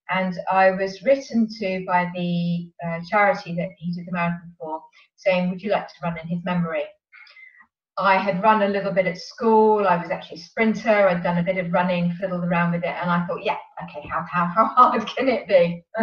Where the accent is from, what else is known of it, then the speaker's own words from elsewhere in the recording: Sevenoaks, South East England, United Kingdom; also born or lived in London; I come from Sevenoaks in Kent